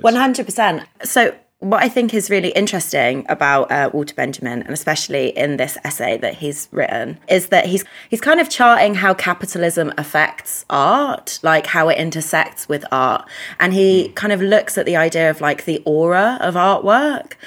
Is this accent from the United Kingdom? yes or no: yes; United Kingdom; first language English; i'm english polish but the problem is is well i'm british polish but the problem is that my first language is english